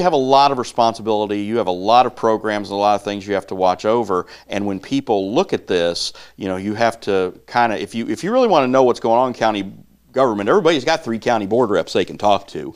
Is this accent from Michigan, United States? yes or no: no; Northeast Missouri, United States; growing up in Northeast Missouri